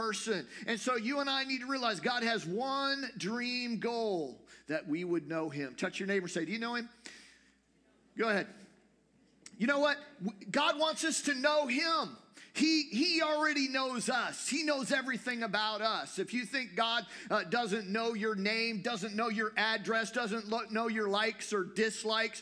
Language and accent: English; United States; as an American